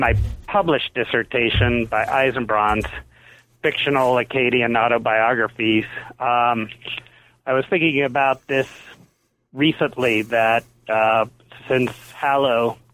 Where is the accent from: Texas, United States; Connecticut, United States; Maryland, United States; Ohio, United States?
Ohio, United States; even though I grew up in Ohio where there wasn't a lot of squash